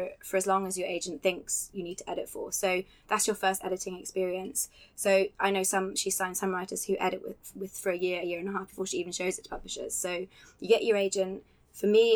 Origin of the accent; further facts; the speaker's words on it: Scotland, United Kingdom; moved away as an adult; I moved to Scotland when I was 5 and grew up there for 20 years